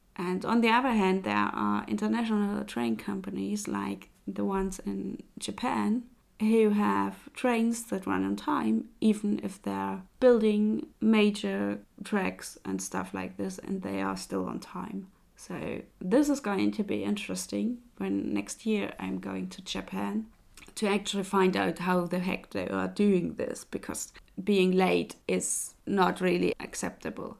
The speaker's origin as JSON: {"language": "English", "town": "Leipzig", "region": "Saxony", "country": "Germany", "tie": "born or raised there", "moved": "yes", "said": "Leipzig, by the way, is my hometown"}